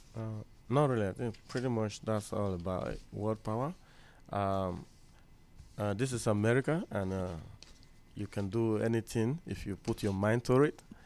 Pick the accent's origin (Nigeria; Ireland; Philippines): Nigeria; I'm from Nigeria